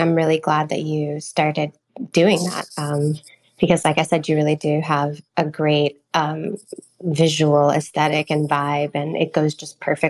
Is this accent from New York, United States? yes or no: yes; New York, United States; also born or lived in Philadelphia; I was brought up in New York, but I was born in Philadelphia and I still have family over there